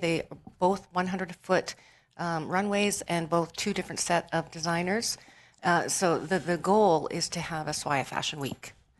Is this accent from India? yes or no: no; Canada; Yeah, I'm from Canada.